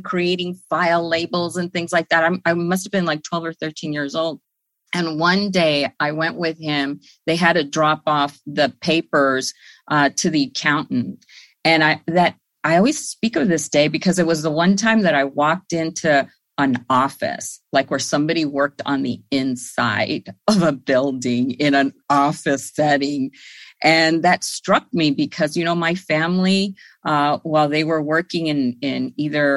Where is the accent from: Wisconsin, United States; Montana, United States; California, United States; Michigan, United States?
California, United States; Los Angeles; I grew up on Northeast LA, which is in the Lincoln Heights, Highland Park area